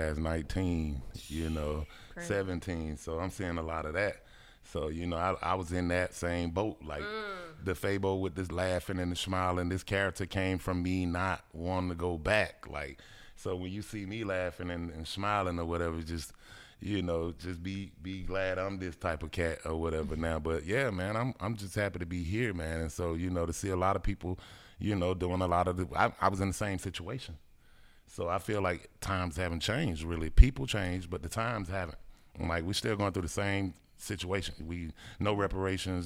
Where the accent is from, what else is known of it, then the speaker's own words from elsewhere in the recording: Atlanta, Georgia, United States; I stayed in Perry Homes. And so my mama didn't want me to go to Harper Archer with all the other kids